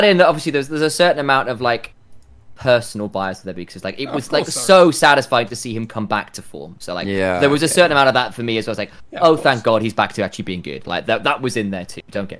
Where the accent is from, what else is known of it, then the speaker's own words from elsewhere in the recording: United Kingdom; Yeah, we're British here, so it's going to be actual chips.